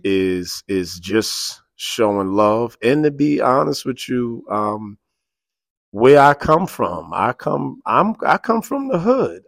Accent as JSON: {"language": "English", "town": "New York City", "region": "New York", "country": "United States", "tie": "born or raised there", "also_born_or_lived": "Harlem", "said": "born and raised in the South Bronx"}